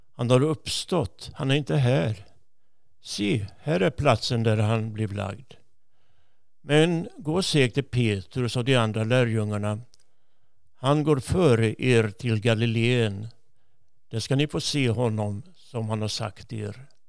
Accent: Jönköping, Jönköping County, Sweden; moved away as an adult; also born or lived in Gothenburg; Jag är född i Jönköping

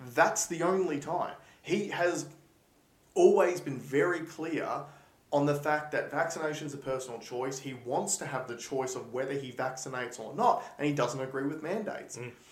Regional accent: Australia; we are Australian

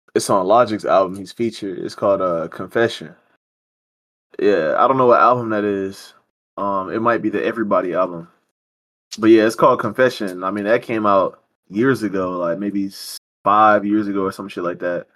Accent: United States

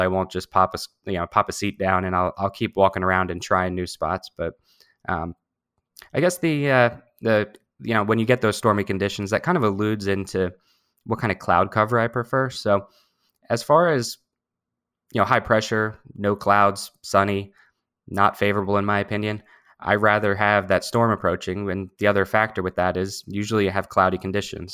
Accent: New Jersey, United States; I have spent my whole life living in New Jersey. I grew up down in South Jersey.

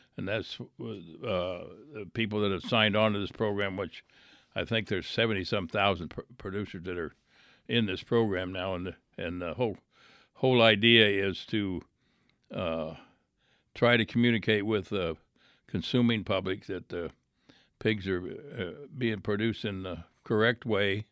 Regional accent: Iowa, United States; I grew up in Iowa

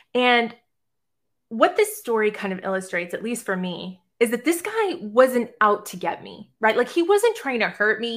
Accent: Boston, Massachusetts, United States; now in Savannah, United States; I live right outside of Savannah, Georgia, but I'm originally from Boston, Massachusetts

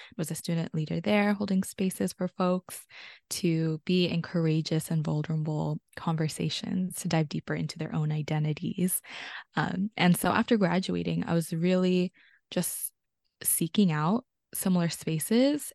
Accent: South Bay area, California, United States; also born or lived in Pasay, Philippines; I grew up in, on Tamiya Nationland. also known as the South Bay area in California

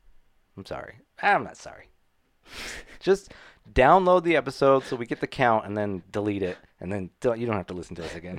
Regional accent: Utah, United States; accent: Utah; That might be my Utah accent.

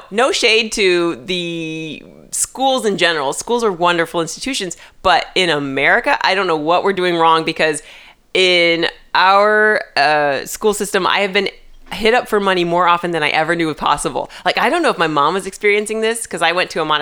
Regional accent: Indianapolis, Indiana, United States; I'm from Indianapolis

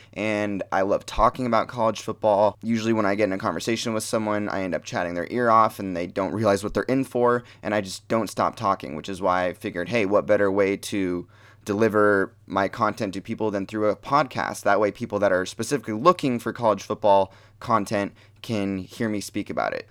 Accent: Portland, Oregon, United States; So, I grew up in Portland, Oregon. That's where I've lived my entire life.

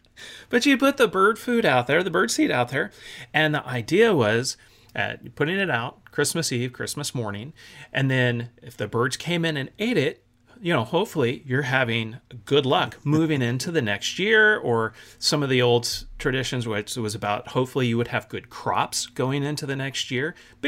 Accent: Germany; You know, growing up in Germany, one of the things that we adopted while we were there, it's kind of funny and weird to, you know, to North American folks

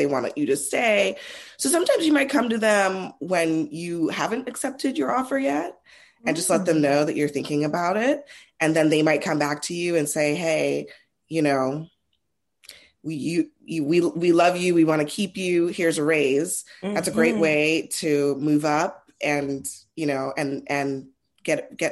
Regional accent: Trinidad & Tobago; I'm Trinidadian.

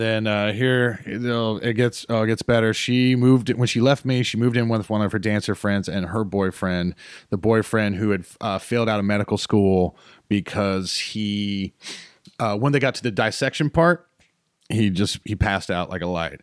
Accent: High Point, North Carolina, United States; moved away; also born or lived in Greensboro, North Carolina / Winston-Salem, North Carolina; I was born in Greensboro Hospital. I grew up in High Point, and I went to school in Winston-Salem. I am Piedmont Triad through and through

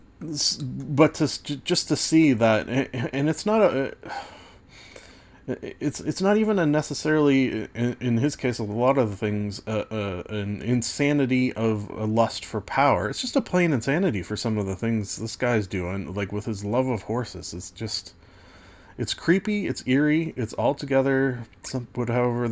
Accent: Canada; being Canadian

